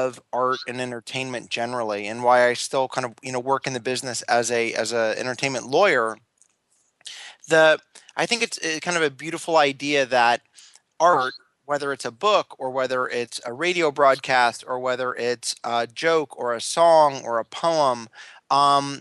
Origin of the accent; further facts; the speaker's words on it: Los Angeles, California, United States; I grew up in the San Fernando Valley, which is a suburb of Los Angeles.